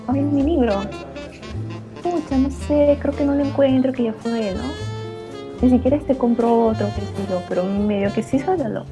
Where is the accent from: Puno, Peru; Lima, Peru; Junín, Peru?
Junín, Peru; Huancayo; tú y yo somos de Huancayo